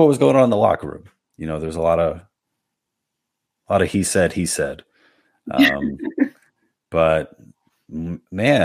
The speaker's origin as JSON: {"language": "English", "town": "New York City", "region": "New York", "country": "United States", "also_born_or_lived": "Manhasset, Long Island", "said": "I'm not from Manhasset. I'm from Little Neck. I went to high school. I just went to high school in Manhasset"}